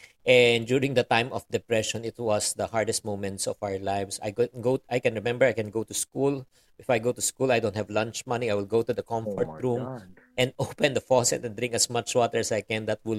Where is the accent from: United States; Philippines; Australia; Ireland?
Philippines; Well, definitely, being raised as a Filipino-Chinese has really has great advantages